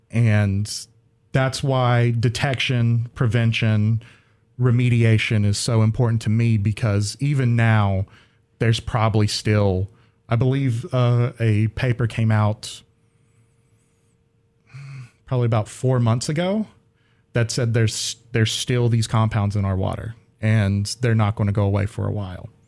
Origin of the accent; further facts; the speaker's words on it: Faison, North Carolina, United States; so I am from Faison, North Carolina, which is in the southeastern part of North Carolina